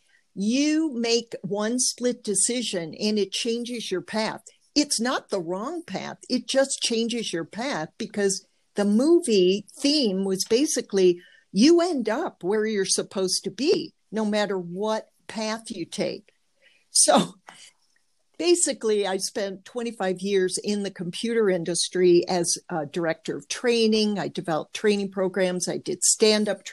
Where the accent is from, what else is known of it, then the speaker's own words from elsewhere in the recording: Detroit, Michigan, United States; moved away as an adult; also born or lived in California; I grew up in the suburbs of Detroit, Motown